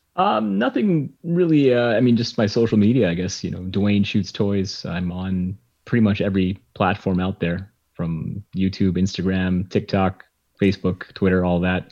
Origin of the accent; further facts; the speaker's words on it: Winnipeg, Manitoba, Canada; growing up in Canada